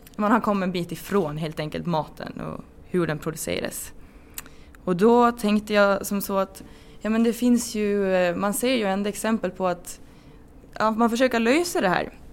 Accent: Rone, Gotland, Sweden; also born or lived in Uppsala; jag kommer från Rona också på Gotland ska jag säga och eh, ja, har bott på gård

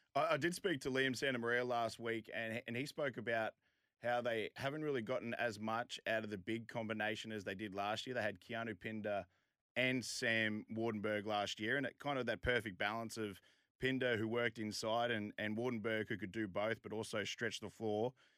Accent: Queensland, Australia; I'm from Queensland

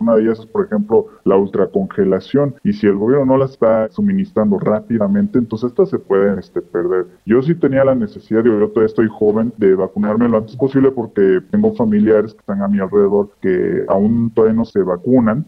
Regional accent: Mexico; nuestro país

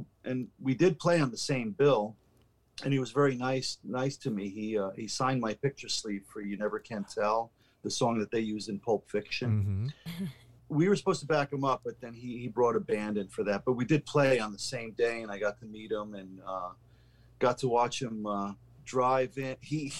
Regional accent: Austria; born there; my parents are Hungarian. They're immigrants from Hungary. And as a matter of fact, I was born in Austria

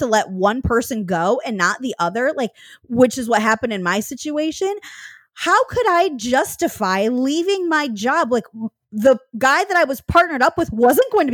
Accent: Michigan, United States; moved away as an adult; also born or lived in Seattle; which is what brought me out to that city in 2011 from my hometown in Michigan

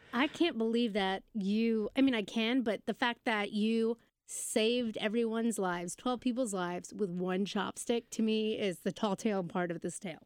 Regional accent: United Kingdom; We just made my teachers, uh, scones 'cause we're British

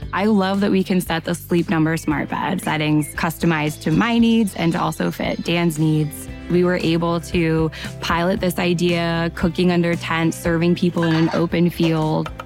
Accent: Brazil; moved away; I grew up poor in Brazil

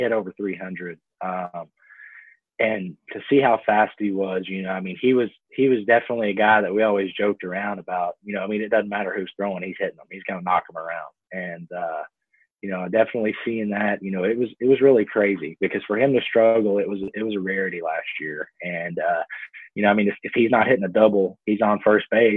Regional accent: Texas, United States; Me being from Texas, you know, my hometown's about 2 hours north of Houston and about 3 hours south of Dallas

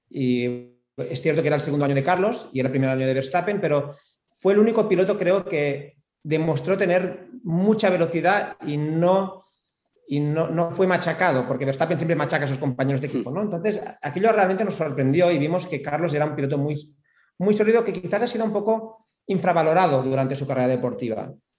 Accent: Spain; aquí en España

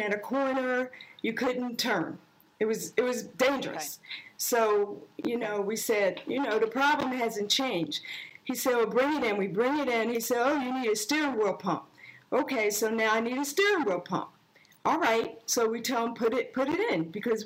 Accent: Philadelphia, Pennsylvania, United States; also born or lived in Florida; Originally, we're from Philadelphia

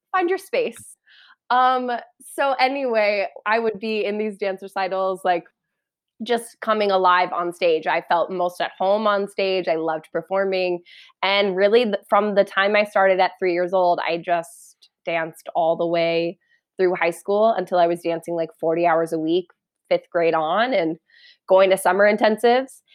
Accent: Parker, Colorado, United States; I grew up in Parker, Colorado, which is like an hour southeast of Denver.

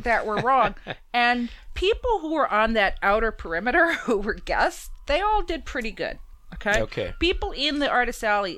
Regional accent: New York, United States; as a New Yorker

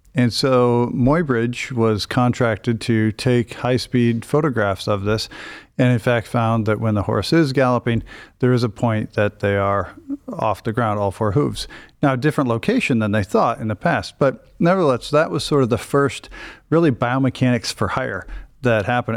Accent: Iowa, United States; moved away as an adult; now in Cleveland, United States; I'm originally from a very small town in Iowa, uh, about 1,200 people

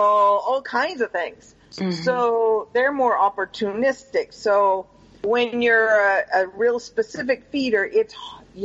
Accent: Pacific Northwest, United States; moved away; also born or lived in Panama; I grew up in the Pacific Northwest

